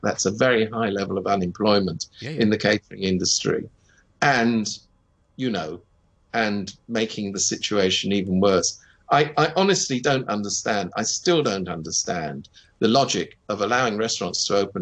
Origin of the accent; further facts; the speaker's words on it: United Kingdom; moved away; I speak as a Brit